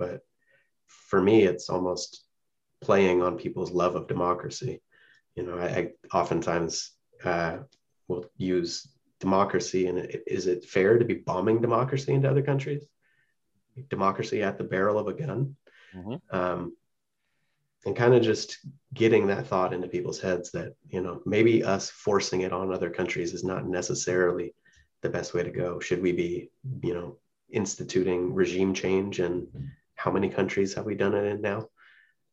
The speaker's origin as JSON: {"language": "English", "region": "West Coast", "country": "United States", "tie": "born or raised there", "said": "For me, growing up on the West Coast"}